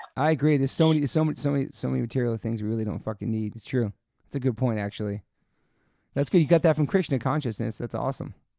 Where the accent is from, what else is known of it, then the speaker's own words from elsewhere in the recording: East Coast, United States; now in California, United States; growing up in the East Coast